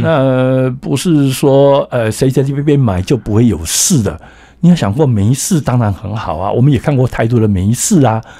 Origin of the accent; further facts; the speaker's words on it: Taiwan; 我们台湾人其实有点蛮悲惨的